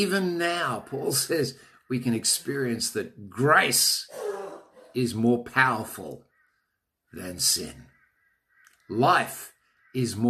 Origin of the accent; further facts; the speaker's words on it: Australia; I'm an Australian.